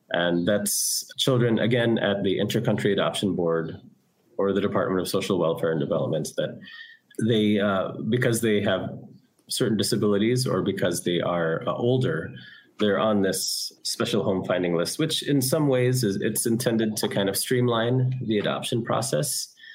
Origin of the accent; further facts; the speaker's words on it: Taal, Calabarzon, Philippines; born there; Well, I am Filipino. I was born here in the Philippines, but not here in Cebu, north of here in Batangas, Taal Batangas.